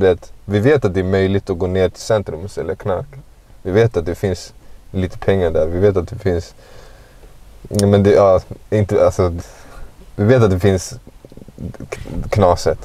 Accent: Stockholm, Stockholm County, Sweden; Jag växte upp i Guldish

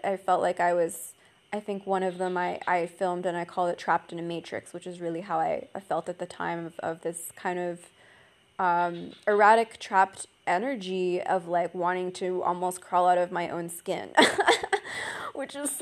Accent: Canada; I'm Canadian

